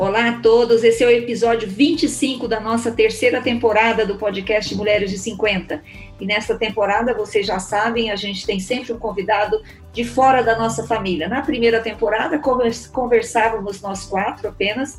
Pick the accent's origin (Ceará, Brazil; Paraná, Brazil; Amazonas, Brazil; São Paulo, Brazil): Paraná, Brazil; Curitiba; eu sou curitibana irremediável